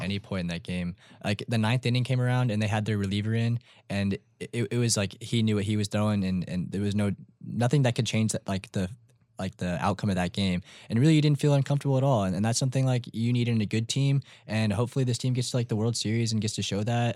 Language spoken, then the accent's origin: English; San Antonio, Texas, United States; I'm from San Antonio